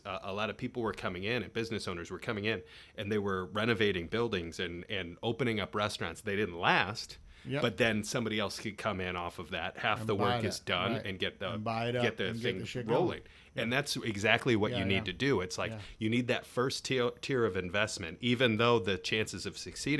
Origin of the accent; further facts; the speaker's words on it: Cleveland, Ohio, United States; also born or lived in Indiana; because although I'm from Cleveland, you know, like we lived in the suburbs. Right. And then when I lived in Indiana